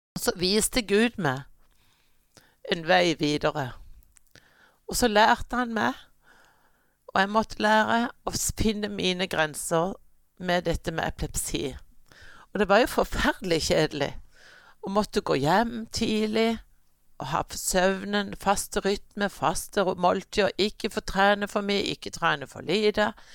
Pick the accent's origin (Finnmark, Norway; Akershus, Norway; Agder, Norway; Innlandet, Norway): Agder, Norway; Kristiansand; also born or lived in New Jersey, United States; Jeg er født i staten New Jersey, og der bodde vi eh, til jeg var fire år. Og så flytta vi hjem, og, og har siden vært her i Kristiansand.